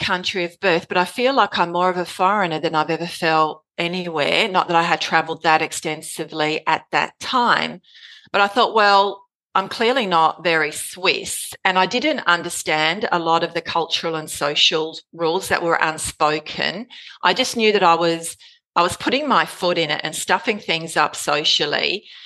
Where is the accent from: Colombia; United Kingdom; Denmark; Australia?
Australia; moved away; also born or lived in Zurich, Switzerland; I'm from Canton, Australia.